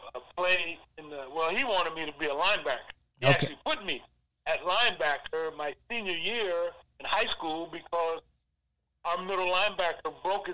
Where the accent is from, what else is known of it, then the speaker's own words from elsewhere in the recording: Sandusky, Ohio, United States; growing up in Sandusky